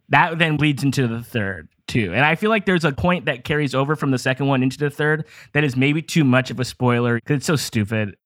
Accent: Downey, California, United States; I'm from here. Well, I grew up in Downey, like, Lakewood area, which is like a suburb of Los Angeles.

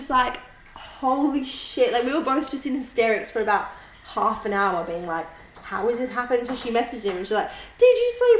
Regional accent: Melbourne, Victoria, Australia; now in Sydney, Australia; And I'm from Melbourne.

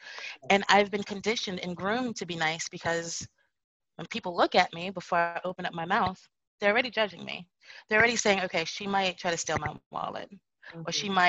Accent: Bradford, Yorkshire and the Humber, United Kingdom; Well, actually, I'm from Bradford, which is in Yorkshire, England. It's further north.

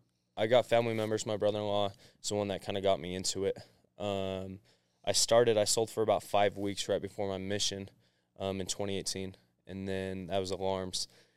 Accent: Mesquite, Nevada, United States; now in Utah; Yeah, I'm originally just from outside of Las Vegas. Grew up in Mesquite, Nevada. And then my dad got back into school teaching, and we moved up to Utah.

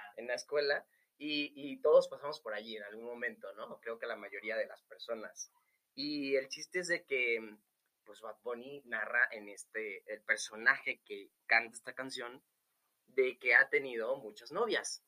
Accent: Venezuela; yo soy venezolano, soy de una cultura súper movida.

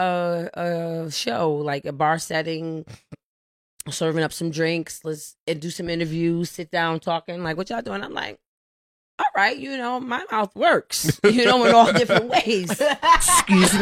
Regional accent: Connecticut, United States; I'm going to make it from Connecticut

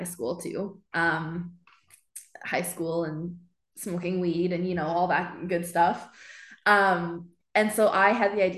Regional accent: Edmonton, Alberta, Canada; Born and raised in Edmonton.

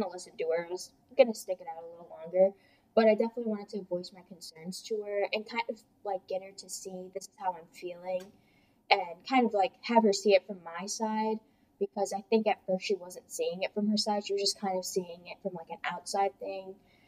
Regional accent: Hamburg, New York, United States

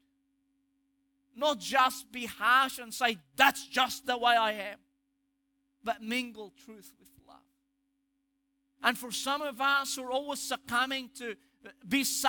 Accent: Egypt; accent: Egyptian; my Egyptian accent

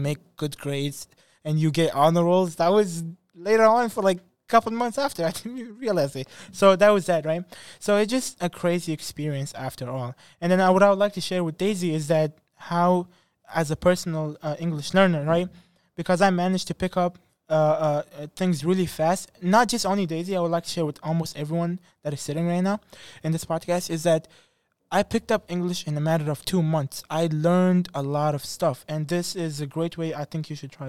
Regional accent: Afghanistan; English is a second language; now in United States; I'm from Afghanistan

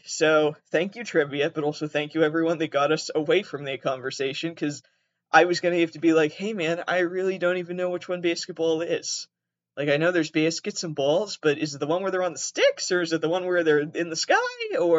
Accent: Massachusetts, United States; I'm from Massachusetts. I'm originally from southeastern Massachusetts. So, you know, nothing there. And nobody there sounds like me.

